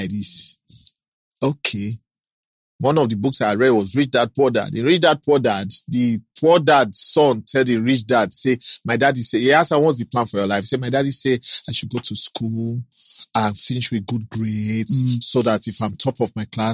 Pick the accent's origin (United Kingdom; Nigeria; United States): Nigeria; Kogi; also born or lived in Delta State; now in Lagos, Nigeria; I'm from Kogi State